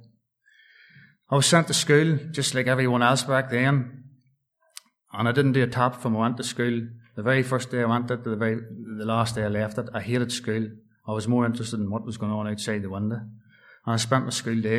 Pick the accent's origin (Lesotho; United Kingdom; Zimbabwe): United Kingdom; Dungannon, Northern Ireland; also born or lived in Tamnamore; I was born in September 1978 up at Dungannon Hospital.